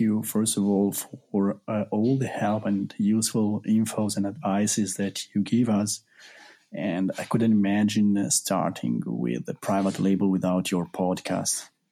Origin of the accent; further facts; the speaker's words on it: Italy; I'm from Italy.